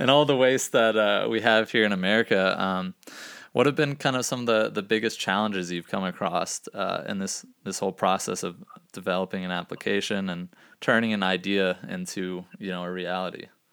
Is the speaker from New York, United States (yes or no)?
no; Gainesville, Florida, United States; growing up in Gainesville, Florida